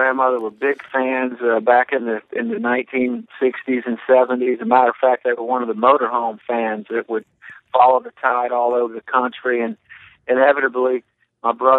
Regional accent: Mobile, Alabama, United States; my hometown of Mobile

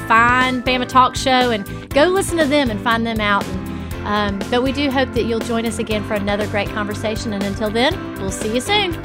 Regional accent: the South, United States; we are from the South

